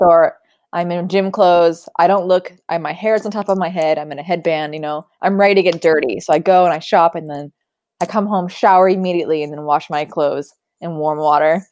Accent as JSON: {"language": "English", "town": "Sacramento", "region": "California", "country": "United States", "tie": "born or raised there", "said": "Lady Bird was my childhood. That was me growing up in Sacramento."}